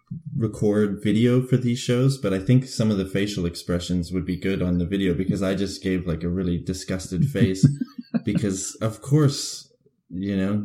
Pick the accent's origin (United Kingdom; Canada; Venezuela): Canada; moved away; as a Canadian